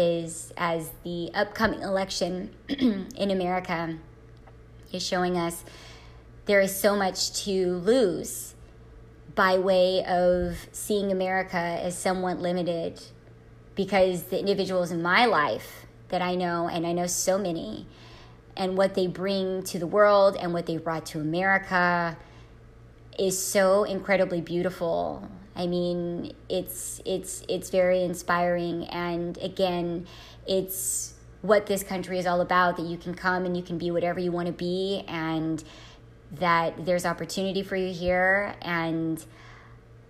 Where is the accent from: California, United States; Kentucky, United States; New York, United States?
California, United States; moved away; I was brought up in such a diverse environment, such as California